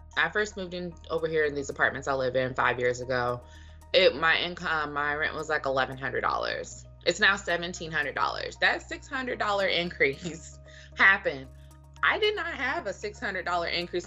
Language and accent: English; Dallas, Texas, United States; I'm from Dallas. I grew up there.